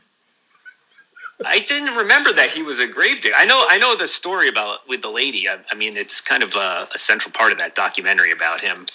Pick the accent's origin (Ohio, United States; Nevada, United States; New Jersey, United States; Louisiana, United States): New Jersey, United States; now in Portland, United States; my hometown in New Jersey